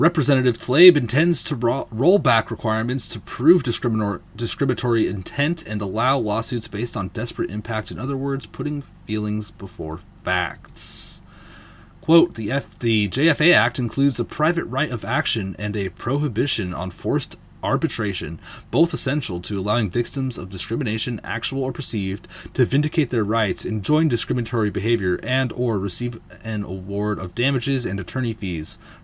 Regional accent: Seattle, Washington, United States; I'm from Seattle

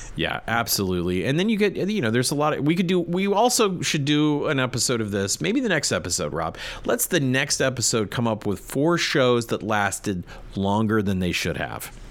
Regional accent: United States; I'm an American man

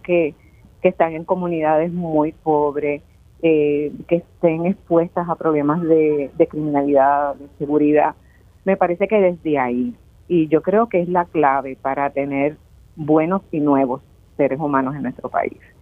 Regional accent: Caguas, Puerto Rico; yo soy de Caguas

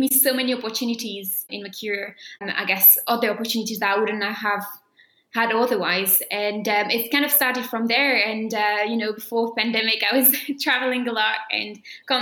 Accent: south of France, France; at the National Conservatory of Music in my hometown in the south of France

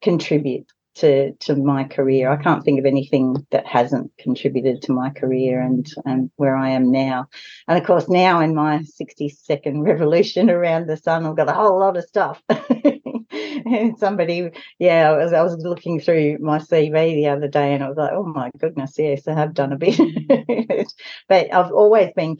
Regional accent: Broken Hill, New South Wales, Australia; moved away as an adult; I was born and raised in Broken Hill

